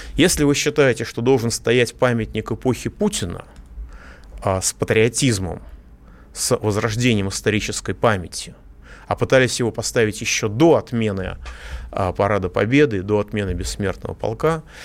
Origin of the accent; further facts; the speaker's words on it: Moscow, Russia; я, как москвич